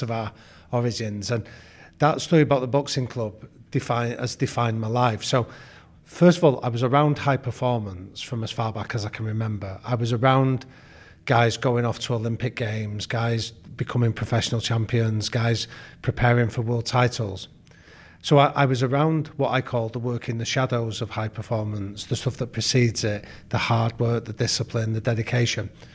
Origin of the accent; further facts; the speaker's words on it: Manchester, North West England, United Kingdom; Well, I grew up in Manchester